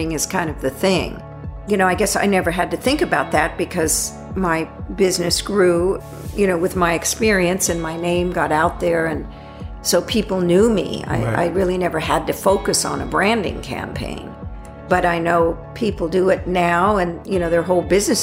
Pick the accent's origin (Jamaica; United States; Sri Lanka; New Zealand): United States; Santa Ana, California; also born or lived in Hollywood, California; I was born in Hollywood, raised in Santa Ana, California